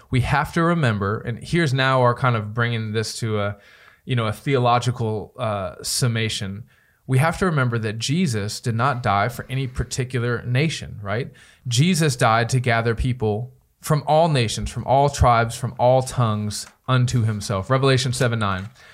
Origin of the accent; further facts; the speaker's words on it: United States; I love being an American